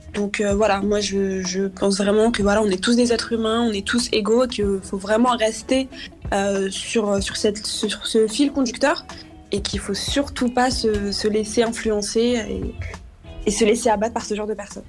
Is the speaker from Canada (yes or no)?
no; Argenteuil, Île-de-France, France; j'ai grandi à Argenteuil, euh, donc j'ai toujours eu, donc, que ce soit ma primaire, mon collège, mon lycée, à, deux pas de la maison